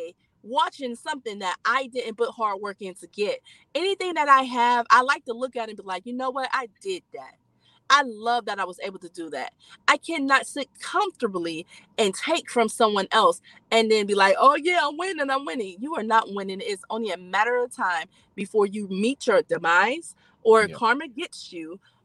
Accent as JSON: {"language": "English", "town": "Youngstown", "region": "Ohio", "country": "United States", "said": "I'm from Youngstown"}